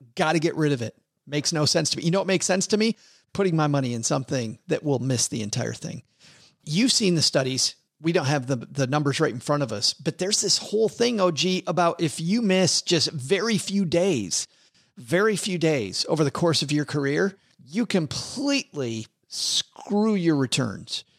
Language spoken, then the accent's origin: English; West Michigan, United States; I grew up in West Michigan in Redneckville